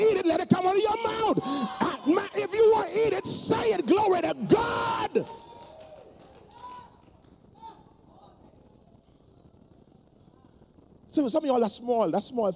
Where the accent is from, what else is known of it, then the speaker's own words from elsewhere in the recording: Nassau, New Providence, Bahamas; I grew up in Palm Beach Street.